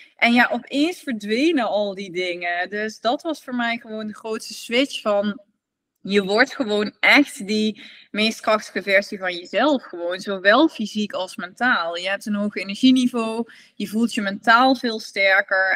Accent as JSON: {"language": "Dutch", "country": "Netherlands", "said": "als Nederlander"}